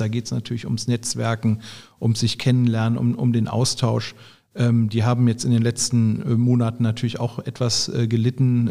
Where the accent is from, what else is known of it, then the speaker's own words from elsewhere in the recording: Bergisches Land, North Rhine-Westphalia, Germany; accent: Rheinländer; moved away as an adult; also born or lived in Münster; now in Düsseldorf, Germany; ich bin im Bergischen groß geworden